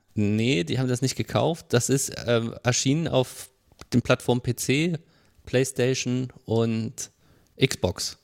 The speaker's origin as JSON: {"language": "German", "town": "Marburg", "region": "Hesse", "country": "Germany", "tie": "born or raised there"}